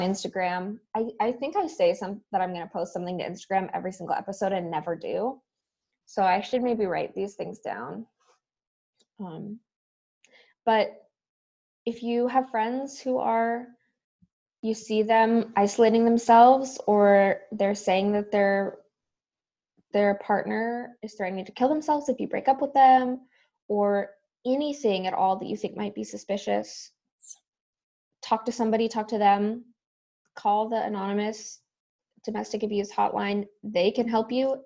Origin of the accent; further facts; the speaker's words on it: Southern California, United States; I grew up in Southern California